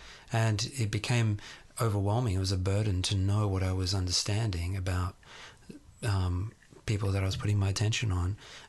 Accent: Sydney, New South Wales, Australia; born or raised there

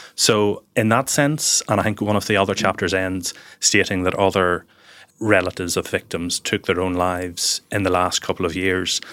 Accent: Lawrencestown, Northern Ireland, United Kingdom; also born or lived in Banbridge, County Down; I was born in Banbridge, County Down, and grew up in a small village nearby called Lawrencestown

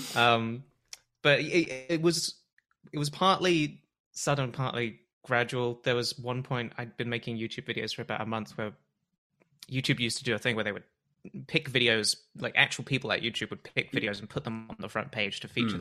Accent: Bath, South West England, United Kingdom; now in Toronto, Canada; I'm from Bath originally

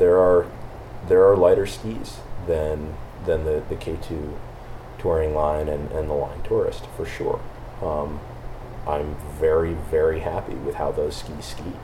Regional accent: Vermont, United States; I grew up in Vermont, um, ski racing.

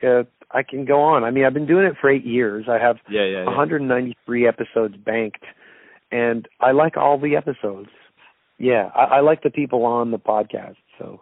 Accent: Toronto, Ontario, Canada; Toronto's my hometown

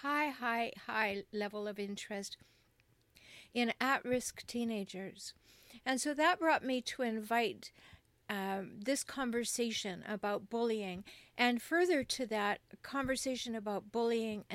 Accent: Canada; now in United States; particularly in the United States where I live, but I'm from Canada

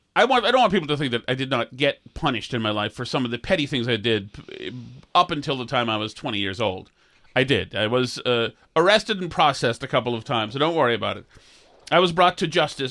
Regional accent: Winchester, Massachusetts, United States; I'm a kid from Winchester

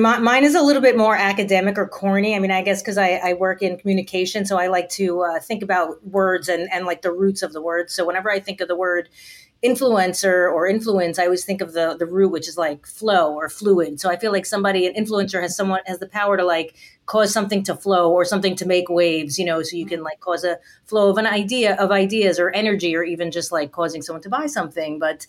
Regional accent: New York City, New York, United States; I grew up in Brooklyn

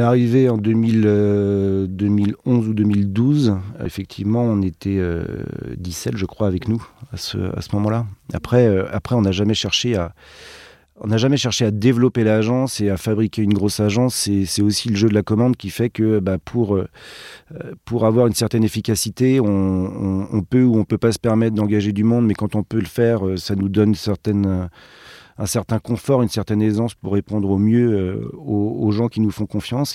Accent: Brittany, France; nous on vient de Bretagne

